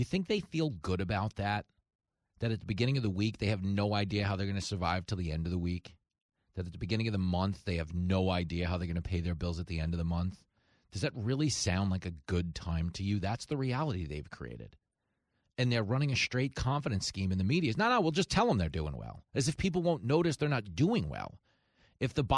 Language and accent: English; Levittown, New York, United States; I grew up in Levittown, and it was the biggest post-World War II settlement. It was America's first suburb